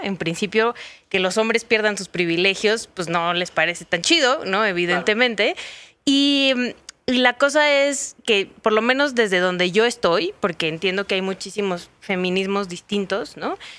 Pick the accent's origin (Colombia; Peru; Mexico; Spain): Mexico; Sonora; Yo soy de Sonora